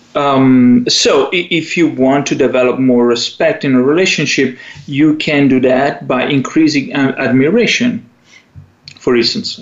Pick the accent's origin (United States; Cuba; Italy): Italy; accent: Italian; English is a second language; moved away